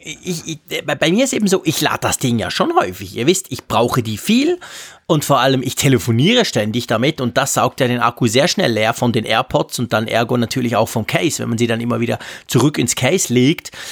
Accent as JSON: {"language": "German", "country": "Switzerland", "said": "als Schweizer"}